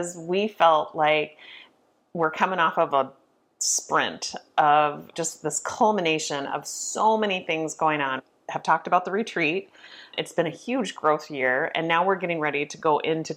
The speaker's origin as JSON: {"language": "English", "region": "Washington", "country": "United States", "moved": "yes", "said": "I'm from Washington"}